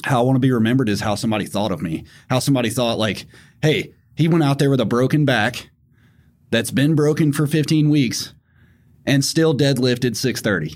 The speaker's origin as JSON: {"language": "English", "region": "Tennessee", "country": "United States", "tie": "born or raised there", "said": "I grew up in Tennessee, so obviously guns were, like, second nature"}